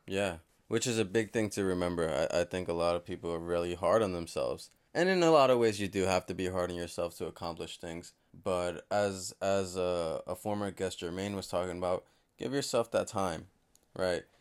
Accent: Yonkers, New York, United States; my hometown of Yonkers

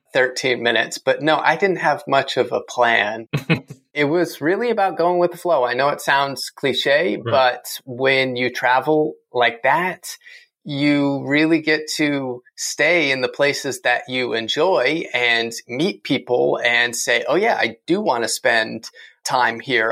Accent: East Coast, United States; growing up on the East Coast

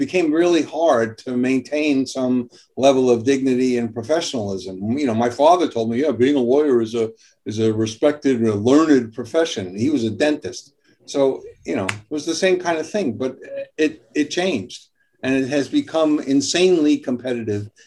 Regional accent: New York City, New York, United States; also born or lived in Long Island, New York; New York, Brooklyn and Long Island.

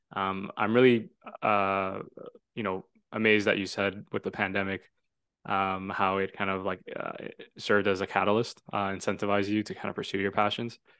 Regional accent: Toronto, Ontario, Canada; also born or lived in Vaughan; I'm from Toronto, um, now living in the Greater Toronto Area

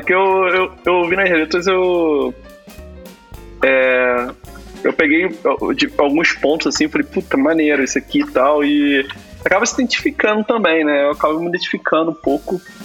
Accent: Rio de Janeiro, Brazil; now in São Paulo, Brazil; sou de Guadalupe

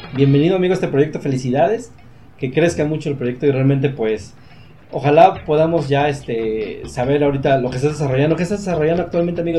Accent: Mexico

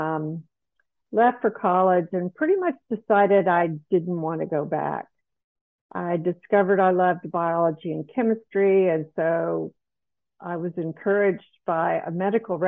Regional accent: South Carolina, United States; moved away as an adult; also born or lived in Dallas, Texas; I grew up in South Carolina, a very provincial place to live and grow up.

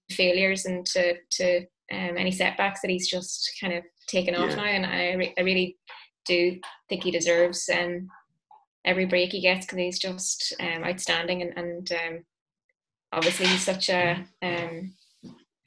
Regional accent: Enniskillen, Northern Ireland, United Kingdom; I grew up in Enniskillen and I lived literally like 200 metres from the rugby club there

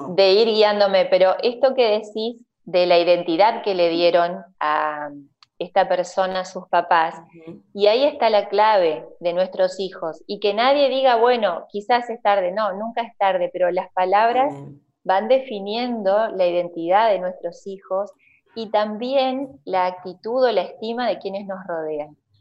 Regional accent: Aldea Protestante, Entre Ríos, Argentina; also born or lived in Diamante / Viale; now in Aldea San Antonio, Argentina; soy nacida en Diamante, criada en la ah, aldea protestante y termino adoptándome en Viale

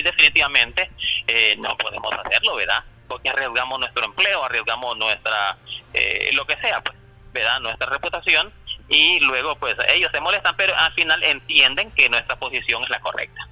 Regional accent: San Manuel, Cortés, Honduras; soy del municipio de San Manuel

